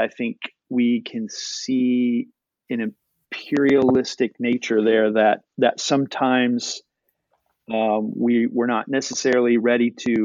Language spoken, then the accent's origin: English; United States; the time that I was born and the time that I was growing up in America